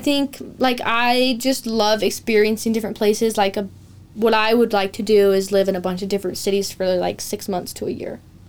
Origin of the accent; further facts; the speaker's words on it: Pocatello, Idaho, United States; also born or lived in Los Angeles; I'm from Pocatello